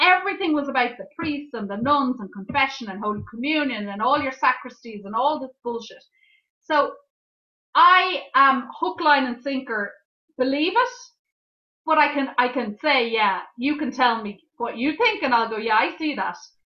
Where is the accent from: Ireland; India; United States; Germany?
Ireland; Dublin, Leinster; I was brought up in Ireland, in Dublin